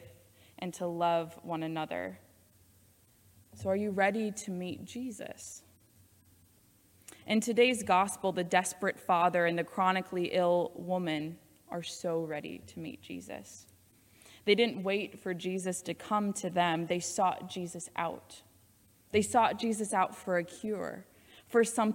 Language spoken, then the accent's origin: English; Iowa, United States; now in Loveland, United States; I was born and raised in Iowa